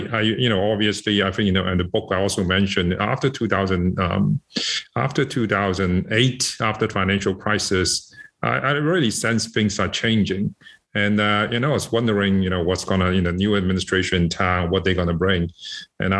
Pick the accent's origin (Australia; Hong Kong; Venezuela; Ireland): Hong Kong; moved away as an adult; also born or lived in Shanghai, China / United States / Beijing, China; now in United Kingdom; I'm born in Shanghai. I left China when I was 10, and I grew up in Hong Kong, went to school in Hong Kong, and teenage